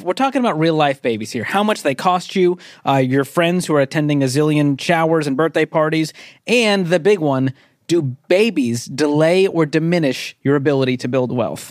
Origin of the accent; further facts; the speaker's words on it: Boston, Massachusetts, United States; I'm from Boston.